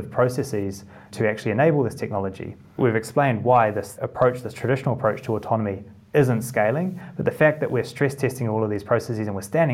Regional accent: Christchurch, Canterbury, New Zealand; moved away as an adult; also born or lived in Cambridge, United Kingdom; now in United Kingdom; in Christchurch in the South Island

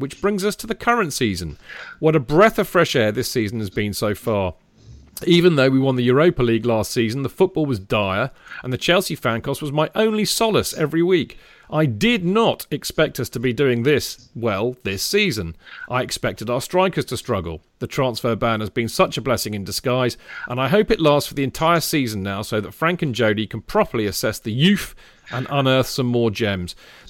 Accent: India; now in Atlanta, United States; I currently live in Atlanta, Georgia. But I'm originally from India.

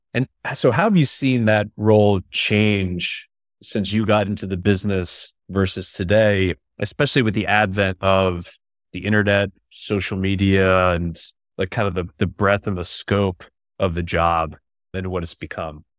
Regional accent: upstate New York, United States; I'm from upstate New York

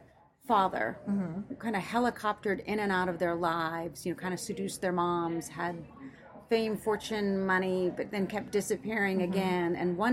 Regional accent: Oregon, United States; So I grew up in Oregon.

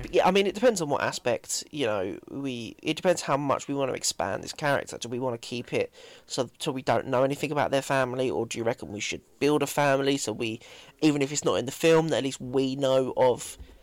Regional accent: Essex, East of England, United Kingdom; I'm from Essex, so I speak like dog shit.

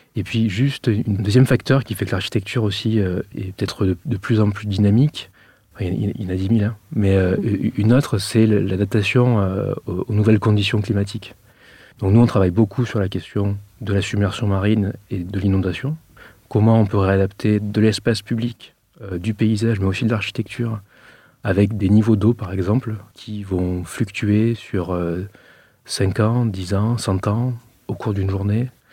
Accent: Arles, Provence-Alpes-Côte d'Azur, France; accent: accent du midi; je suis originaire de la ville d'Arles

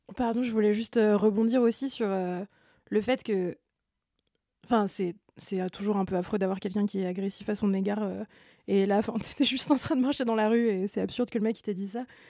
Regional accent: France; en tant que Français et euh, membres de l'espace Schengen

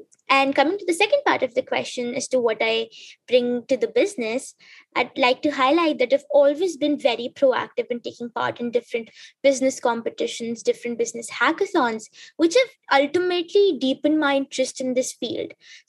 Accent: South Africa; also born or lived in Tanzania; So growing up in South Africa and Tanzania, I was constantly told one thing

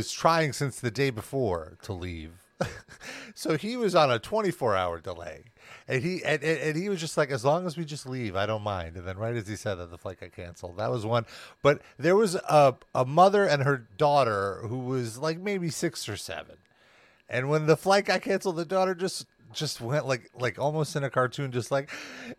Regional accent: United States; being American

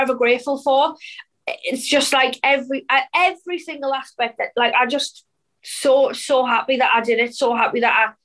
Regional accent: Sunderland, North East England, United Kingdom; my hometown, Sunderland, which is pretty small

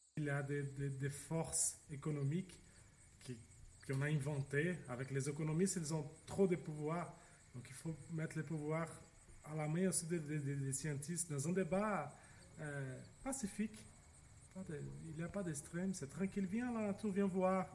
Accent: São Paulo, Brazil; French is a second language; now in Quebec, Canada; je viens du Brésil. Je viens d'une grande ville, c'est São Paulo

